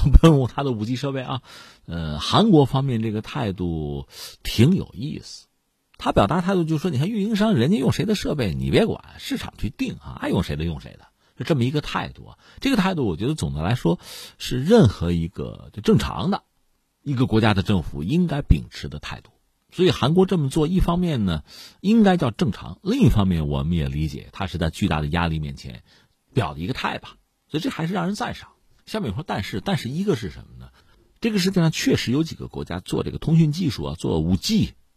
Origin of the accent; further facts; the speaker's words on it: China; 我们中国人